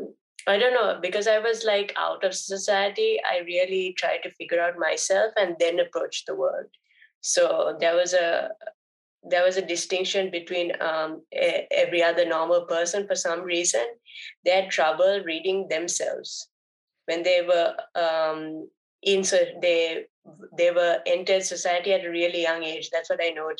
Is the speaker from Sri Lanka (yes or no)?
yes; Sri Lanka; first language Sinhalese; I come from Sri Lanka.